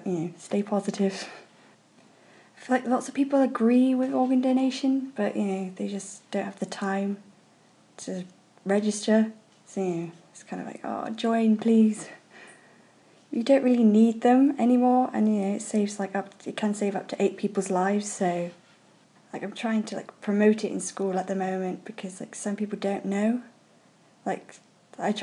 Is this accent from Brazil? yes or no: no; Bristol, South West England, United Kingdom; I'm 15 and I'm from Bristol